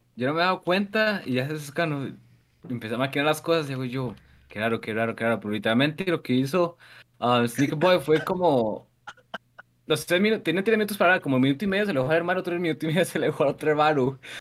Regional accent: Costa Rica; soy de Costa Rica

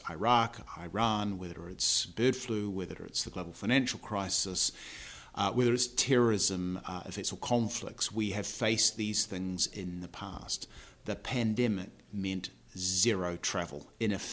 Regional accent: New Zealand; accent: New Zealand; moved away as an adult; now in United Kingdom; I'm from New Zealand. That's a New Zealand accent that you're listening

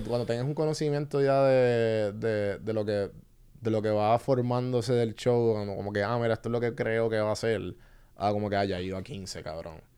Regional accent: Puerto Rico; todos somos boricua

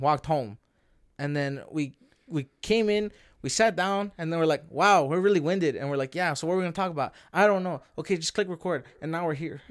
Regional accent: Canada; we are Canadian. We were born and raised in in here.

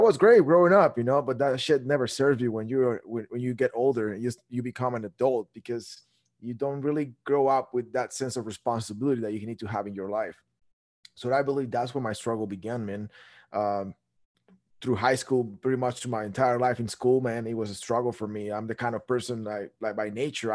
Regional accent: Guatemala; moved away as an adult; now in United States; I was born and raised in Guatemala. I moved to the States

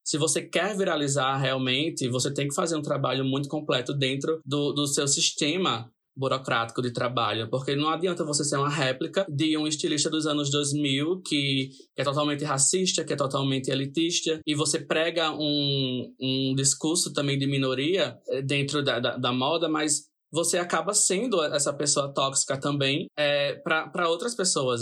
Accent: Natal, Rio Grande do Norte, Brazil; me perguntam de onde eu sou. Né? Mesmo eu, em todas as publicações eu coloco Natal, Natal, Natal lá em cima, né? na localização

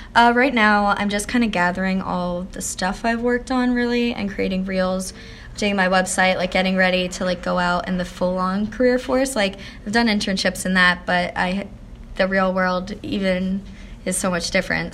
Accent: Harleysville, Pennsylvania, United States; I grew up in Harleysville, Pennsylvania. It's really small, like country town, about 45 minutes outside of Philly

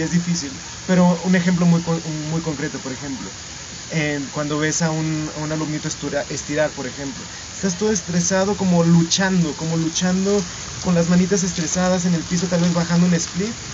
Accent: Mexico; Y hay algo que siempre me regresa a la comunidad dancística en México

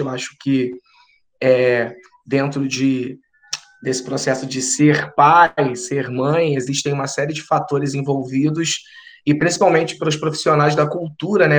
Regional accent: Rio de Janeiro, Brazil; sou carioca

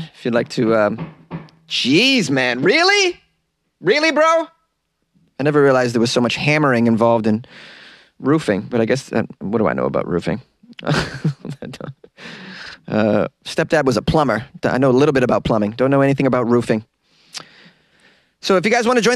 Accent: Boston, Massachusetts, United States; now in Los Angeles, United States; I'm a Bostonian

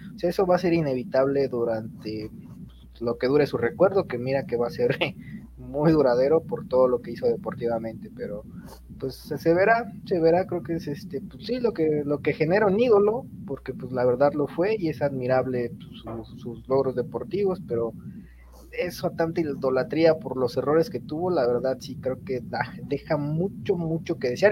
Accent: Mexico; como mexicano

